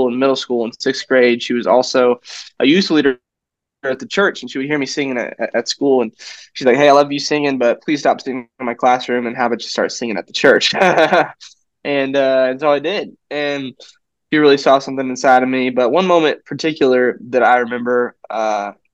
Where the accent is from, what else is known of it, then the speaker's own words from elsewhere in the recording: South Dakota, United States; also born or lived in Joplin, Missouri; now in Franklin, United States; I was born in Joplin, Missouri, and my family and I moved to South Dakota, which you've probably never been to, but we moved there when I was 9 years old